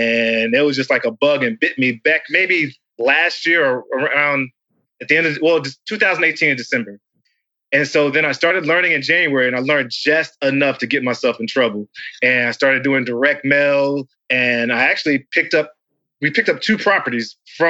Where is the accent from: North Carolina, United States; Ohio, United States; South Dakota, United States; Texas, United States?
North Carolina, United States; also born or lived in Alabama; grew up in North Carolina